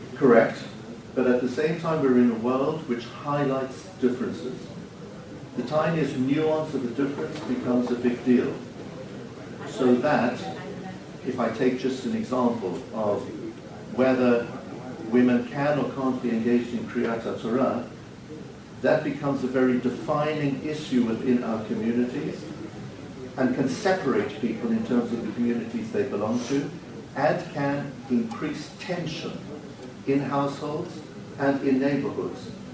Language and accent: English; Cape Town, Western Cape, South Africa; as a 10-year-old child in South Africa, growing up in Cape Town